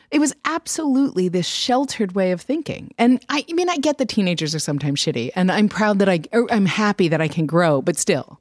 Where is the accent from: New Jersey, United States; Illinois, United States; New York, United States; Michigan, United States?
New York, United States; I grew up in New York